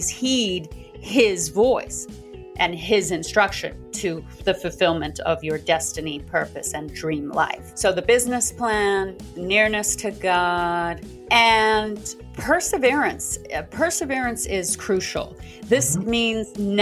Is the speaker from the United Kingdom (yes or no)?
no; South Africa; moved away; I'm originally from South Africa